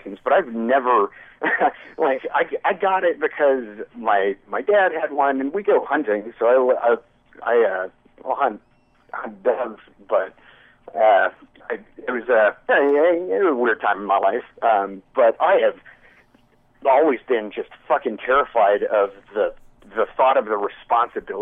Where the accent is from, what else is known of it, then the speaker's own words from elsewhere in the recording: Texas, United States; As a Texan and firearm owner